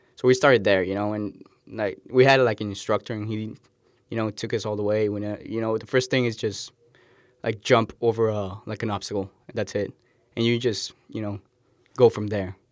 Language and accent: English; Cali, Valle del Cauca, Colombia; now in United States; I'm from Colombia, Cali, Colombian.